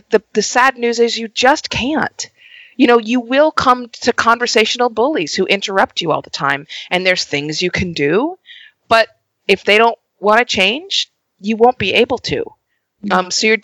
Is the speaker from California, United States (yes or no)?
yes; Los Angeles, California, United States; an LA native